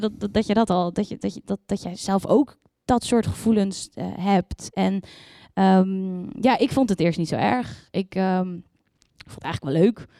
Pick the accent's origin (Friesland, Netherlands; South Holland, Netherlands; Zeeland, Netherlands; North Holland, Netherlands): Zeeland, Netherlands; Yerseke; moved away; ik kom uit het wonderschone Zeeland. Om precies te zijn uit eh, een klein dorpje uh, Ierseke.